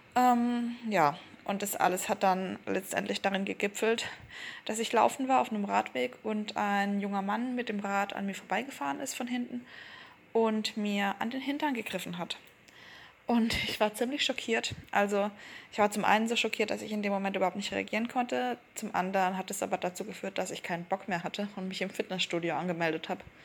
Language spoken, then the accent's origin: German; Black Forest, Baden-Württemberg, Germany; moved away as an adult; also born or lived in Berlin; wieder zurückzugehen in den Schwarzwald, in meine Heimat